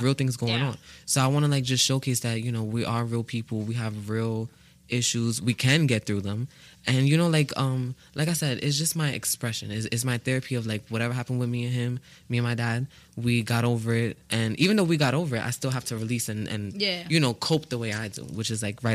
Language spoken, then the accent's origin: English; New York City, New York, United States; I'm from the Bronx. I'm from the stomping grounds of hip-hop